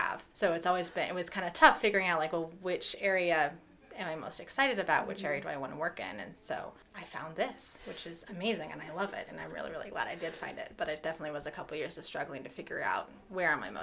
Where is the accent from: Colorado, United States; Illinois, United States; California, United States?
Colorado, United States; Loveland; I grew up in Loveland, just down the road.